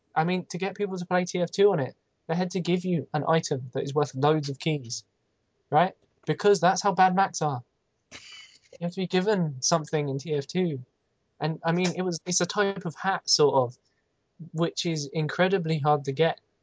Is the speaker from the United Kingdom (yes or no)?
yes; United Kingdom; I'm British